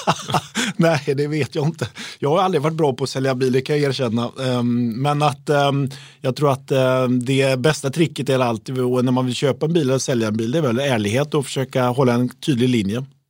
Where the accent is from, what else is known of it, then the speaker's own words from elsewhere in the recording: Uddevalla, Västra Götaland, Sweden; Jag är ju från Uddevalla